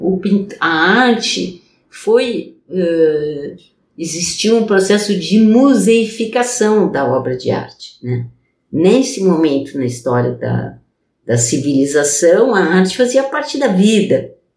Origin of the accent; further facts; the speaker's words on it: Brazil; first language Portuguese; moved away as an adult; also born or lived in France; eu sou brasileira, né? Para português é minha língua materna